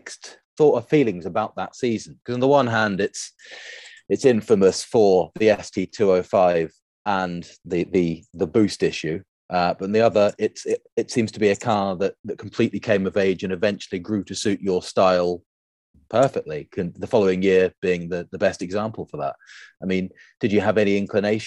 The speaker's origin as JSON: {"language": "English", "country": "United Kingdom", "said": "me as a Brit"}